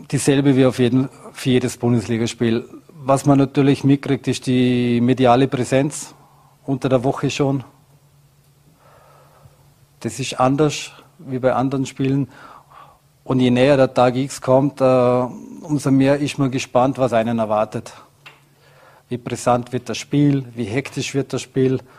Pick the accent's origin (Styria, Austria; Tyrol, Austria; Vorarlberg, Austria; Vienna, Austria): Vorarlberg, Austria; als Vorarlberger sitzt man sehr, sehr, sehr viel im Zug und die Reisen sind weit und lang.